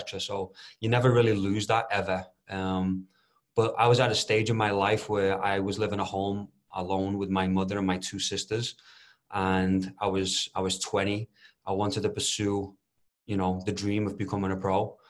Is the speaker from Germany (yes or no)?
no; Liverpool, North West England, United Kingdom; moved away as an adult; also born or lived in Omaha, Nebraska, United States; now in Colorado, United States; I'm from Liverpool. I'd been there my entire life, and it was really the only way of life that I knew.